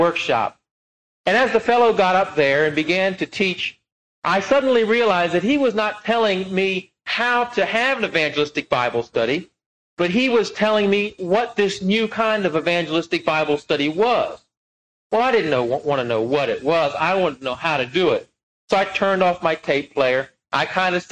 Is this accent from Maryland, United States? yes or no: yes; Maryland, United States; I come from Maryland